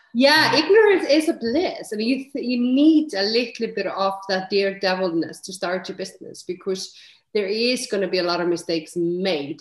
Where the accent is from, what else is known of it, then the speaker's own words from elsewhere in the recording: Iceland; moved away as an adult; also born or lived in London / Edinburgh; now in Netherlands; I am Icelandic. So, you know, I'm born and bred in Iceland, but I have lived, you know, and now I live in Netherlands, but I've lived, you know, in nine countries